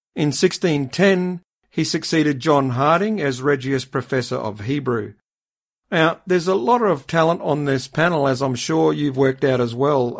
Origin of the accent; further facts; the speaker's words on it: Australia; being an Aussie